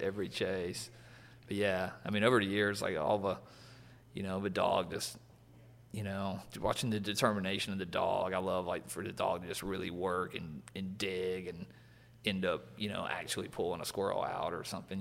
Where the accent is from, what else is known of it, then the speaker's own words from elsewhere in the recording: Alabama, United States; growing up in Alabama